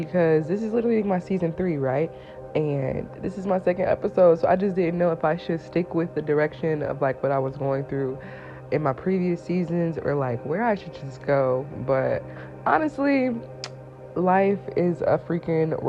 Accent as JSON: {"language": "English", "region": "Indiana", "country": "United States", "also_born_or_lived": "Atlanta, Georgia", "said": "I'm from Indiana"}